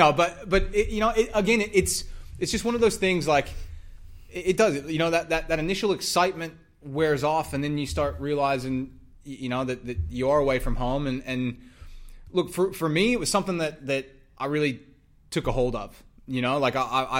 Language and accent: English; United States; moved away as an adult; also born or lived in Texas; now in Australia; I'm from the States